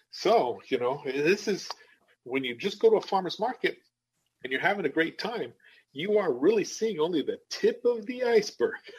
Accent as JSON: {"language": "English", "region": "New Mexico", "country": "United States", "moved": "as an adult", "lives_now": "Madison, United States", "said": "I'm from the Southwest. I'm from New Mexico, right? And uh, when I moved here to the Midwest, when we moved here 16 years ago"}